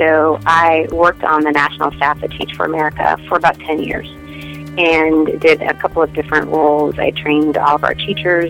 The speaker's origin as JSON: {"language": "English", "town": "Detroit", "region": "Michigan", "country": "United States", "tie": "born or raised there", "said": "I grew up in Detroit and went to a public high school in Detroit"}